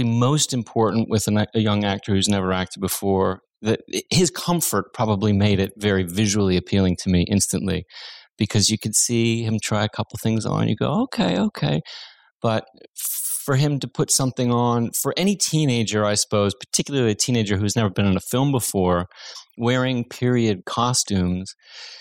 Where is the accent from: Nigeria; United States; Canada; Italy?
United States; Los Angeles, California; growing up in the San Fernando Valley